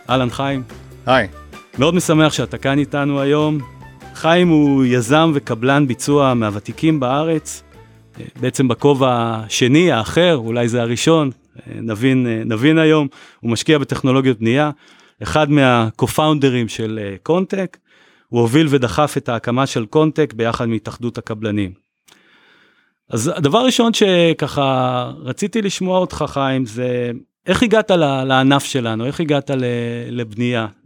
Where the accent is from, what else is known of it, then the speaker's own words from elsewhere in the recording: Tel Aviv, Tel Aviv District, Israel; also born or lived in Haifa; אני תל אביבי בלב ובנשמה עם תקופת גלות אה, לא קצרה בחיפה, מהנדס אזרחי בהכשרה שלי ודור רביעי למהנדסים ובנאים.